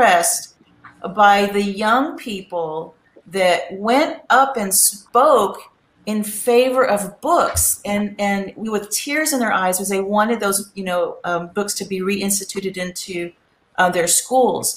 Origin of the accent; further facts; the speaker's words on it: Corpus Christi, Texas, United States; my hometown of Corpus Christi, Texas